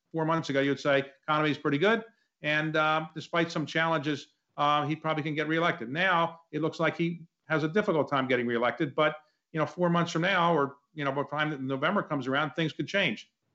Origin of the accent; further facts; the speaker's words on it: Baltimore, Maryland, United States; When I grew up in Baltimore, a blue collar family